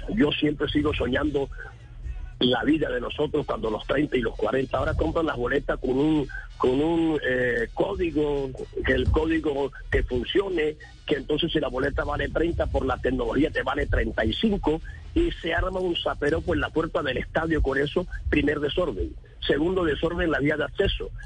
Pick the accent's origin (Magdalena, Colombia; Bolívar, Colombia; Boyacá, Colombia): Magdalena, Colombia; Santa Marta; yo soy samario